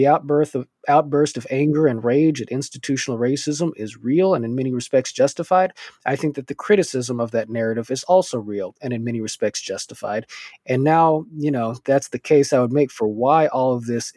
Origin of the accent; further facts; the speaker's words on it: Culver City, California, United States; I grew up in Culver City, California, which is a middle class, multicultural suburban city within LA County